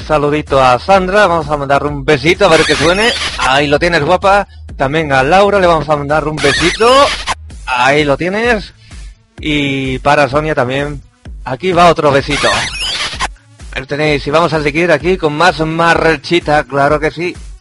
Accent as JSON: {"language": "Spanish", "town": "Cádiz", "region": "Andalusia", "country": "Spain", "said": "aquí de Cádiz, de mi tierra"}